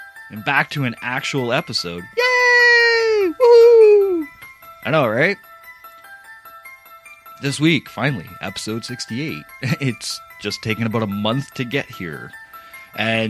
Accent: Windsor, Ontario, Canada; born or raised there

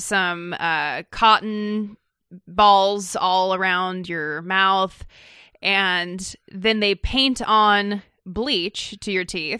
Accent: Idaho, United States; moved away; also born or lived in California; I was born in California and spent most of my formative years in Idaho

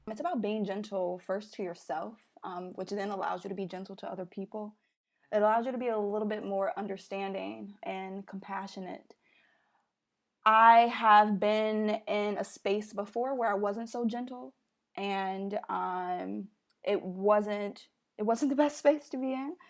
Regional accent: Chicago, Illinois, United States; moved away as an adult; also born or lived in Philadelphia; now in New York City, United States; I'm from Chicago, born and raised

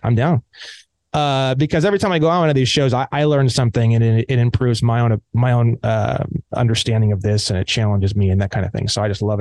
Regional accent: Indiana, United States; now in California, United States; I grew up in Indiana

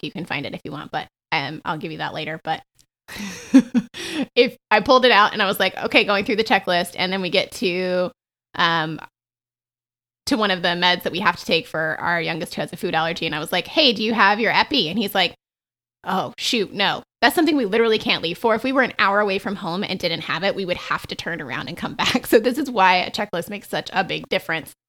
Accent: the South, United States; I grew up in the South

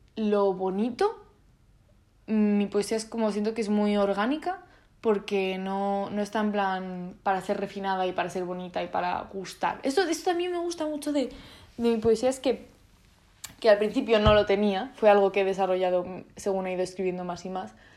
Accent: Spain; first language Italian and Spanish; me he criado en España

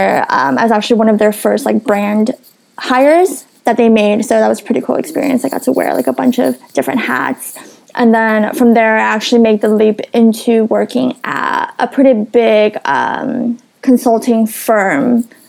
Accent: Los Angeles, California, United States; also born or lived in San Diego; I'm originally from Los Angeles. I was born and raised there

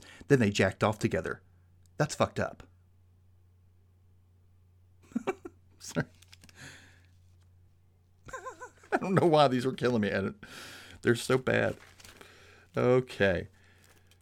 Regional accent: the South, United States; I'm from the South. It is not the most open-minded place in the world

